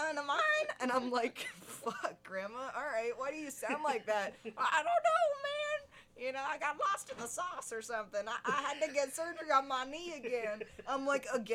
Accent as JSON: {"language": "English", "country": "United States", "said": "I'm American. I've always been an American"}